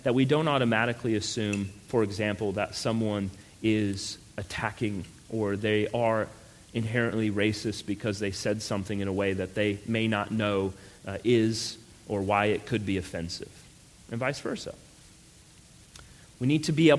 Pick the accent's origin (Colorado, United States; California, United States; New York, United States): Colorado, United States; moved away; also born or lived in New Mexico; I grew up out west in Colorado, and then I lived, unfortunately, in New Mexico for 4 years.